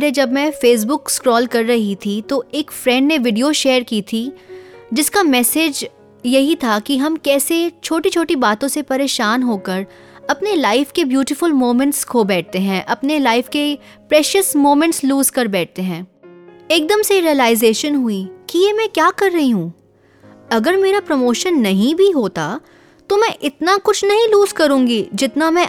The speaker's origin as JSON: {"language": "Hindi", "region": "Delhi", "country": "India", "said": "और मैं दिल्ली से हूँ"}